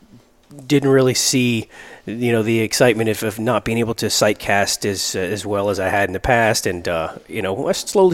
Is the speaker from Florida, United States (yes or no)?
yes; Miami, Florida, United States; moved away as an adult; now in Tampa, United States; born and raised in Miami. I got Cuban parents